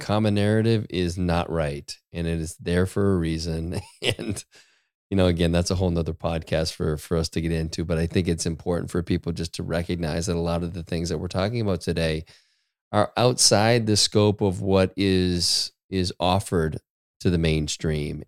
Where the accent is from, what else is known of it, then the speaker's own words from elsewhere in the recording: Maine, United States; I grew up in Maine